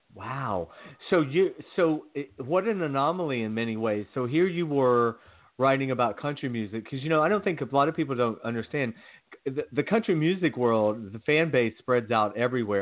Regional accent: Georgia, United States; growing up in Georgia

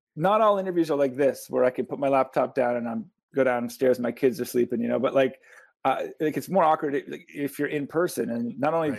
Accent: St. John's, Newfoundland and Labrador, Canada; also born or lived in Nova Scotia; now in Hamilton, Canada; born in Nova Scotia. I grew up in St. John's, and now I live in Hamilton

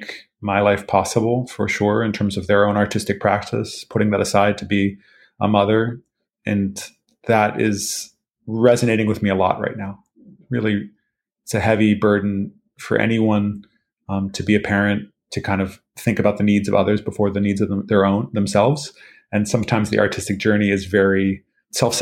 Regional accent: Santa Monica, California, United States; I grew up in Santa Monica

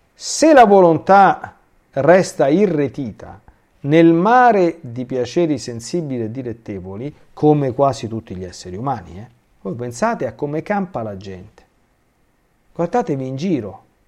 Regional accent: Rome, Lazio, Italy

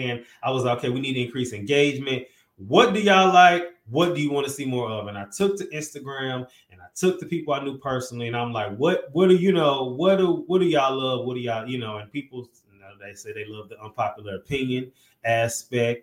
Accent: St. Louis, Missouri, United States; I'm from St. Louis

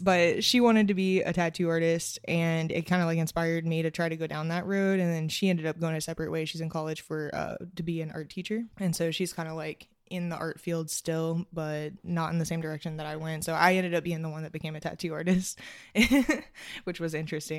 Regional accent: Georgetown, Kentucky, United States; moved away as an adult; now in Covington, United States; I'm from Georgetown, Kentucky

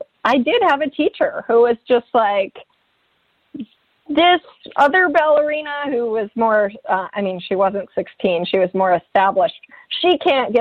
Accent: Midwest, United States; moved away; I came from the Midwest

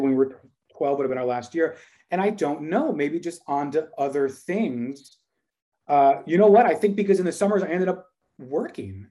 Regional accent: Dallas, Texas, United States; we are from Dallas

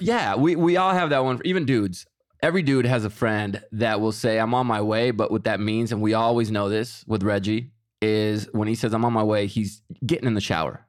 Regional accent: Mexico; moved away; I am Mexican. I was born in Mexico.

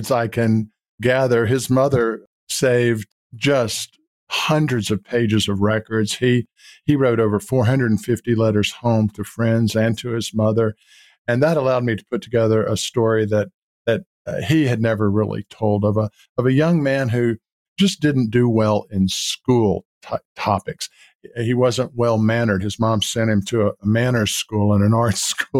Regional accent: Baton Rouge, Louisiana, United States; there were four of us growing up in Baton Rouge, Louisiana

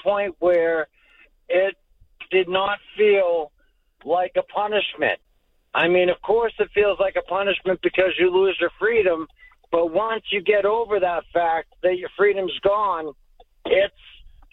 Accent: Boston, Massachusetts, United States; I grew up in South Boston

